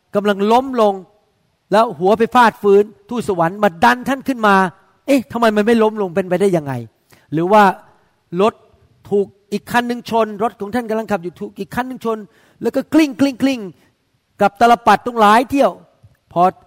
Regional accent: Thailand; เราเป็นคนไทยใช่ไหมครับเราไม่ได้โตมาในโบสถ์

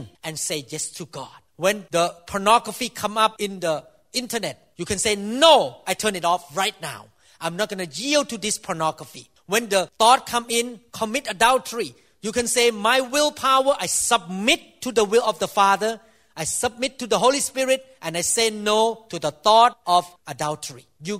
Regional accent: Thailand; I'm Thai, so I came from Southeast Asia

